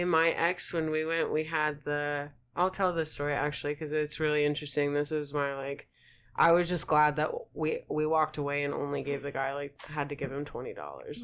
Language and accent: English; Oklahoma, United States; moved away; also born or lived in Colorado; I was from Oklahoma